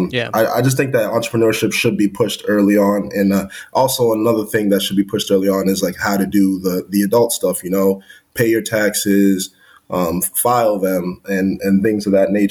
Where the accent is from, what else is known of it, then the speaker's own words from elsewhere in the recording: New Bedford, Massachusetts, United States; also born or lived in Connecticut; I grew up in New Bedford, Massachusetts, a whaling